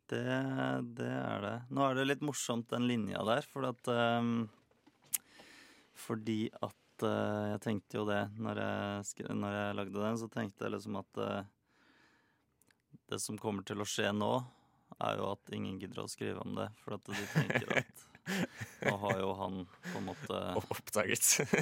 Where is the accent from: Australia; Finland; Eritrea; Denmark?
Australia; Norwegian is a second language; also born or lived in Netherlands / Africa; now in Norway; Jeg har vokst opp i, eh, i Australia og Holland og Afrika. Ja. Så eh, engelsk var veldig naturlig for meg, da.